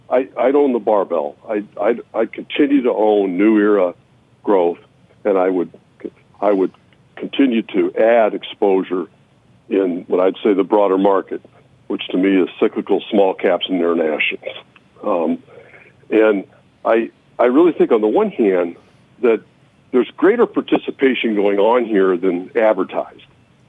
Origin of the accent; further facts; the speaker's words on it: Iowa, United States; In the early 80s, we had basically a depression in energy and agriculture in my home state of Iowa.